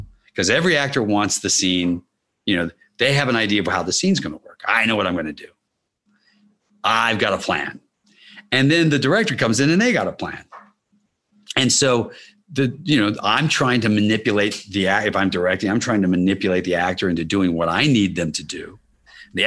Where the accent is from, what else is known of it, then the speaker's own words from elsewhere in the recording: Kentucky, United States; moved away; I grew up in Kentucky